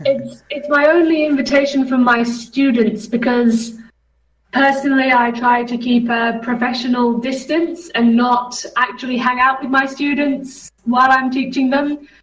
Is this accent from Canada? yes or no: no; England, United Kingdom; now in Czech Republic; as an English person